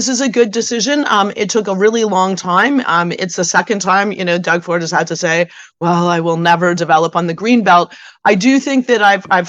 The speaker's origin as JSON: {"language": "English", "town": "Hamilton", "region": "Ontario", "country": "Canada", "said": "I'm originally from Hamilton, the Hammer"}